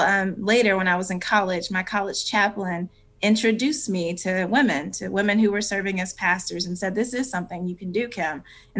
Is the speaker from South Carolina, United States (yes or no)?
yes; Cowpens, South Carolina, United States; because of the context in which I grew up in Cowpen, South Carolina, and this kind of traditional Baptist church